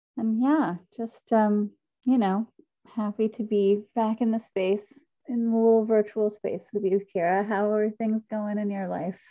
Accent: Decatur, Georgia, United States; I am also from Decatur.

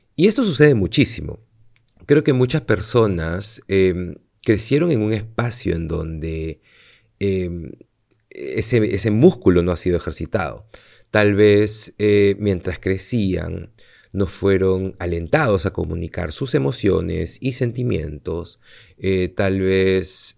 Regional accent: Peru; now in Madrid, Spain; yo soy de aquí, soy de Perú

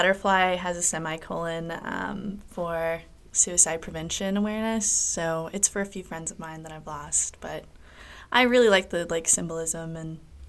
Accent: Kansas City, United States; now in St. Louis, United States; I am originally from Kansas City.

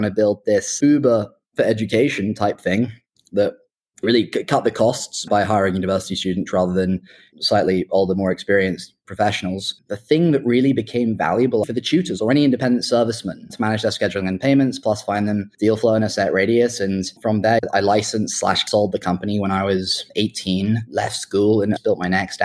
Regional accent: Oxford, South East England, United Kingdom; also born or lived in Hong Kong / London; I was born in Hong Kong and grew up there till I was about 9 or 10, and then found myself at school in the UK in Oxford

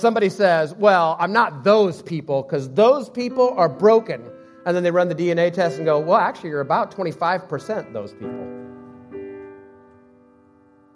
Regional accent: United States; I'm American, Swedish, Assemblies of God, non-sports fan, I am first Christian

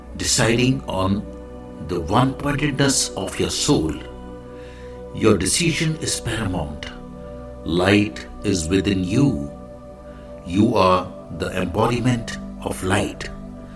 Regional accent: India; I am the Indian monk

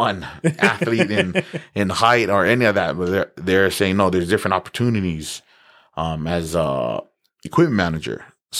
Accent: Lahaina, Hawaii, United States; moved away as an adult; also born or lived in Oregon; now in Logan, United States; I grew up in Hawaii. I was there for 18 years. Grew up on the island of Maui. I was from Lahaina. Still am from Lahaina, but, you know, currently living up in Logan, Utah. Went to University of Oregon, the Ducks. Graduated.

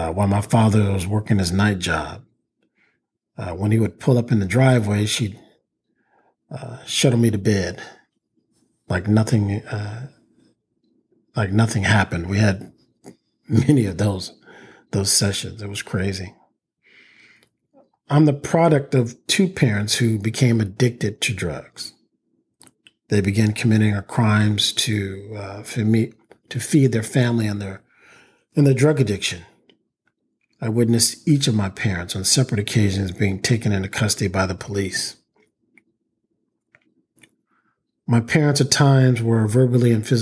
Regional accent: East Palo Alto, California, United States; We grew up in East Palo Alto, California, a predominantly African-American neighborhood south of San Francisco.

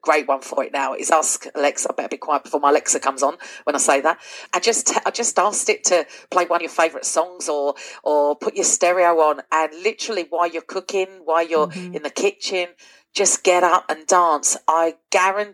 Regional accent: London, United Kingdom; also born or lived in Essex; now in North Lanarkshire, United Kingdom; I am from London originally and then moved to Essex

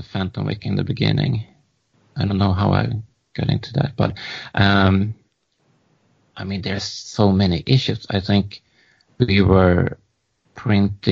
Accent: Stockholm, Stockholm County, Sweden; I'm from Stockholm.

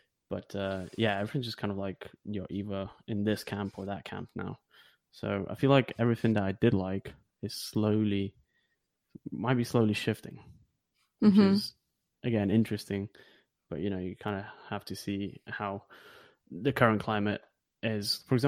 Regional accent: Lithuania; now in United Kingdom; not feeling like I'm from Lithuania or not feeling that I'm from here always gives you this kind of, you know, maybe freedom

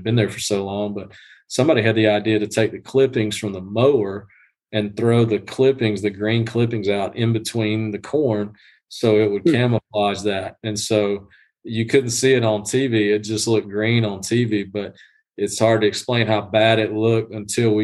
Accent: South Georgia, United States; I'm from Georgia, grew up in South Georgia, you know, East Georgia

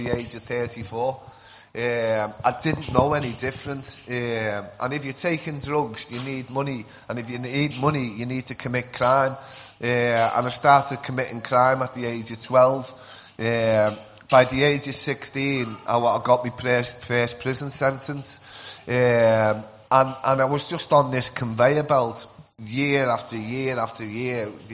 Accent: Liverpool, North West England, United Kingdom; accent: Scouse; I'm from Liverpool

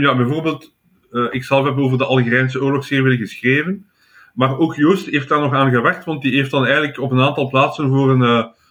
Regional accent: Flanders, Belgium; als Vlaming

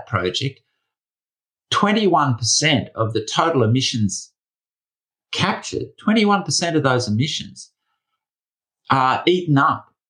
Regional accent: Australia; my home country of Australia

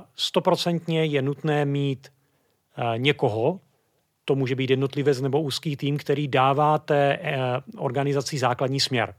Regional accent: Brno, South Moravian Region, Czechia; Já jsem původem Brňák

